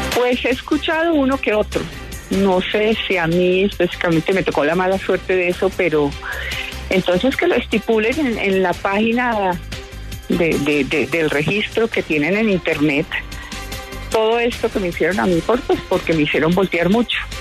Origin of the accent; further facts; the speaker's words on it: Colombia; me siento muy colombiana